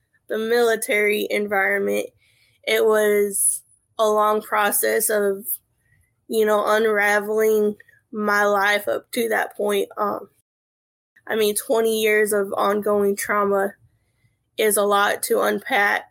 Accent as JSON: {"language": "English", "region": "Central California", "country": "United States", "tie": "born or raised there", "moved": "as an adult", "lives_now": "South Carolina, United States", "said": "I was born and raised in Central California. I left there in 2010, and I've never been back."}